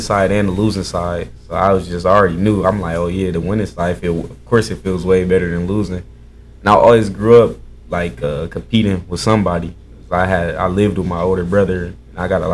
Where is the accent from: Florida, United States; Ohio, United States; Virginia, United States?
Ohio, United States; Akron; I'm from Akron, Ohio